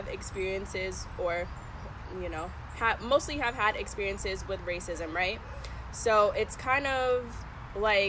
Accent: Bloomfield, United States; growing up in Bloomfield, like, how I speak, how I act

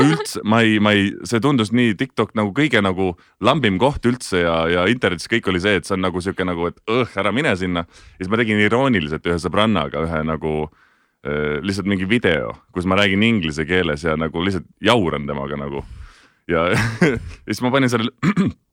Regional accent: Tartu, Tartu County, Estonia; moved away; elasin Tartus, hästi pikalt elasin Tartus, käisin Tartu Kunstigümnaasiumis

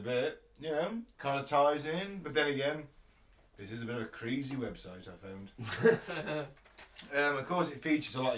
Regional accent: United Kingdom; We're British

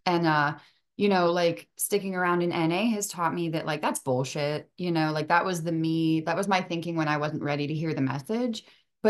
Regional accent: the North, United States; I'm from the North

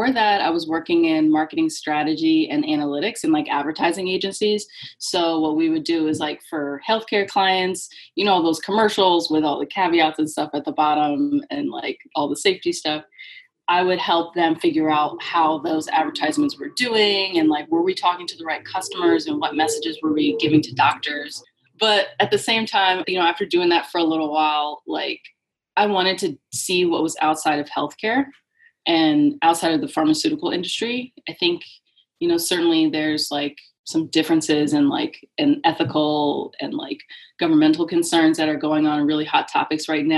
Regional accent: New Jersey, United States; now in Connecticut, United States; I live in Connecticut. I'm originally from New Jersey

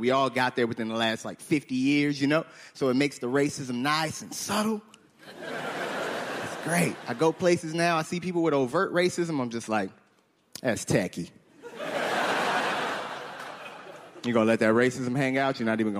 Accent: Chicago, Illinois, United States; now in Winnipeg, Canada; Winnipeg, it's great to be here. I am originally from Chicago. Me and my wife, we moved here.

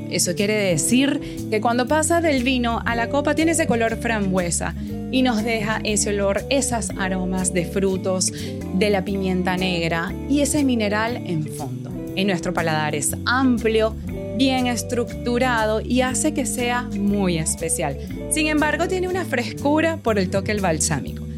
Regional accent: Venezuela; moved away; como venezolanos, porque soy venezolana también, y que hemos inmigrado

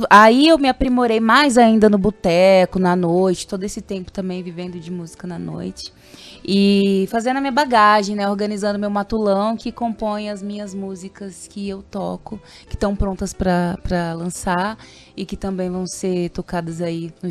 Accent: Campo Grande, Mato Grosso do Sul, Brazil; also born or lived in Aquidauana; eu nasci aqui da Uana, é, mas eu cresci aqui em Campo Grande, né?

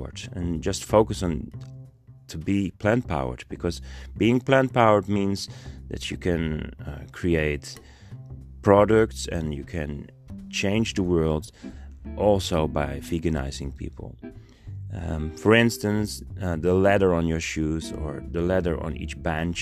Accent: Netherlands; I'm from the Netherlands and we're in Europe

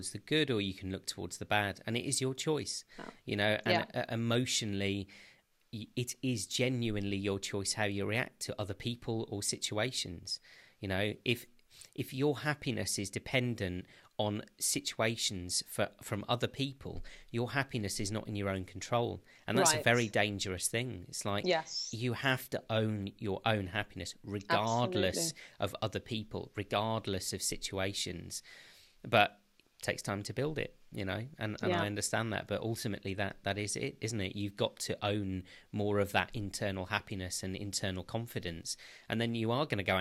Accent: United Kingdom; I'm a Brit, was born here

